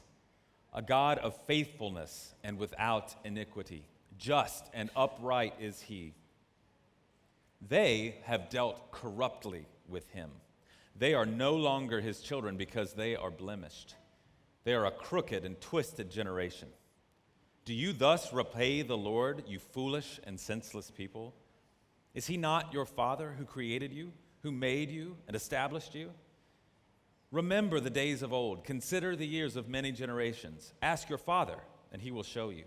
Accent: North Carolina, United States; I'm from North Carolina in the United States

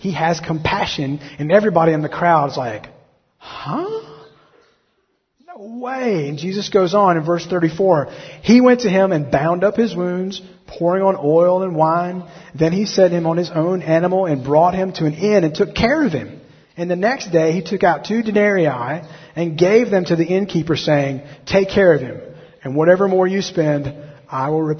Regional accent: Alabama, United States; I'm from Alabama

